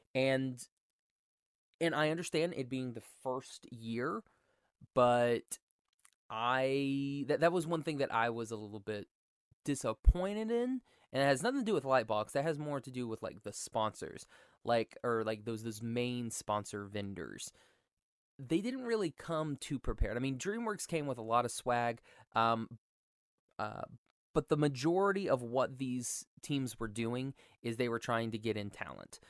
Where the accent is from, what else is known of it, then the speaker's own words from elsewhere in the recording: Oklahoma, United States; I'm from Oklahoma